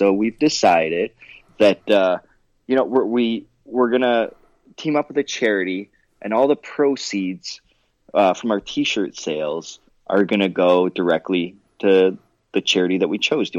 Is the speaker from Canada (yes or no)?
no; Detroit, Michigan, United States; we're from the Detroit, Michigan area, and that's, you know, we're based out of.